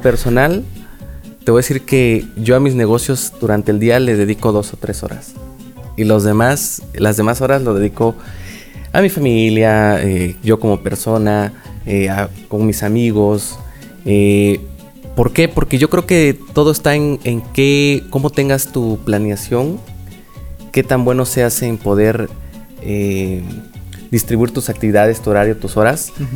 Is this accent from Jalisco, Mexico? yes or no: no; Oaxaca, Mexico; de aquí soy